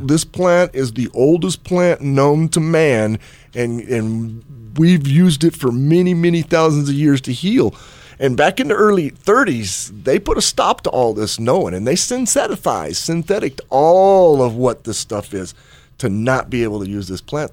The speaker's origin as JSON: {"language": "English", "town": "Chicago", "region": "Illinois", "country": "United States", "tie": "born or raised there", "moved": "yes", "said": "back in Chicago back when I was growing up"}